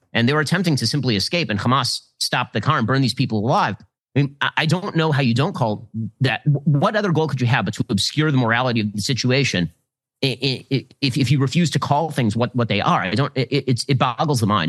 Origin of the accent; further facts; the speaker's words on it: United States; an American